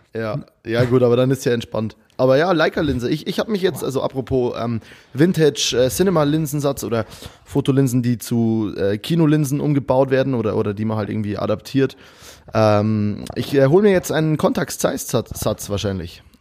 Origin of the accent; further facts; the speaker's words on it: Abensberg, Bavaria, Germany; accent: Bavarian; ein Bier aus meiner Heimat. Äh, es heißt Kuchelba Kuchelbauer ähm, und es ist eine ganz geile Brauerei aus Abensberg